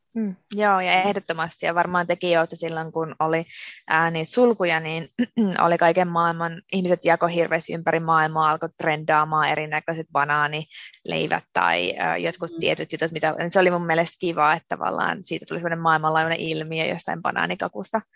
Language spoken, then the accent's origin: Finnish; Finland; moved away as an adult; now in Amsterdam, Netherlands; mä olen syntynyt ja asunut Suomessa koko elämäni